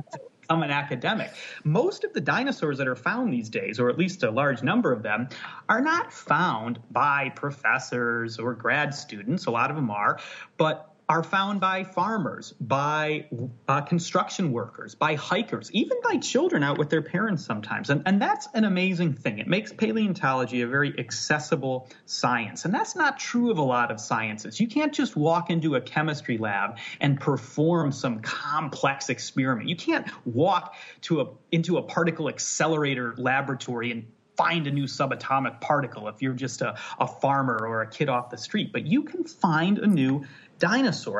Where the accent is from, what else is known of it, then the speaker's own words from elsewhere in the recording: near Chicago, Illinois, United States; moved away as an adult; now in Scotland, United Kingdom; I'm in Scotland now, but I grew up in the Midwest. I grew up near Chicago, but out uh, in the countryside